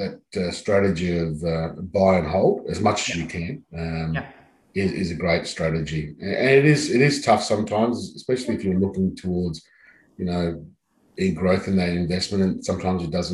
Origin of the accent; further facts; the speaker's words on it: Adelaide, South Australia, Australia; moved away as an adult; now in Sydney, Australia; I grew up in Adelaide, so I knew Adelaide quite well.